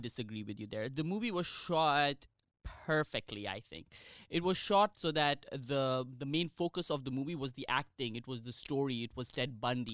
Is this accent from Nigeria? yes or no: no; India; as an Indian